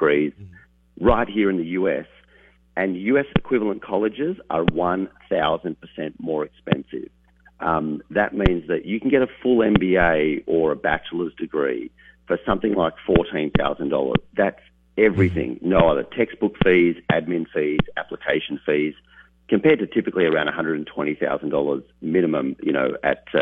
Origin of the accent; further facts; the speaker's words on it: Australia; now in United States; not originally from America